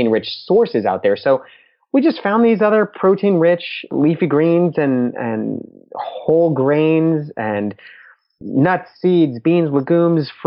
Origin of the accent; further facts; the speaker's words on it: Orlando, Florida, United States; We're from Orlando, Florida